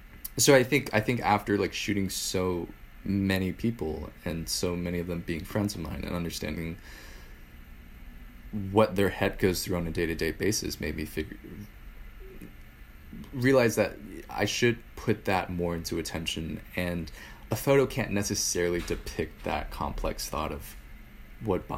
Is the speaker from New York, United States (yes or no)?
yes; New York City, New York, United States; I grew up in New York City for most of my life